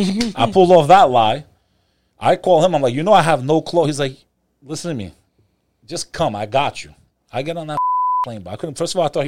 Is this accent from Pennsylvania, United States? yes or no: no; Dirty Jersey, New Jersey, United States; also born or lived in Houston, Texas; Houston. But I didn't grow up there, as you can tell. I grew up in the Dirty Jets with occasional, weekends in the Bronx with the Albanians and Pelham Parkway to the Sheepes.